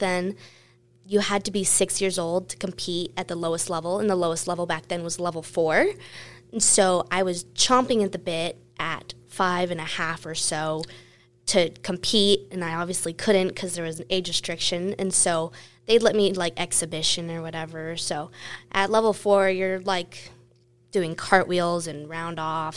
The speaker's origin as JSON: {"language": "English", "town": "Las Vegas", "region": "Nevada", "country": "United States", "tie": "born or raised there", "said": "I was born and raised in Las Vegas"}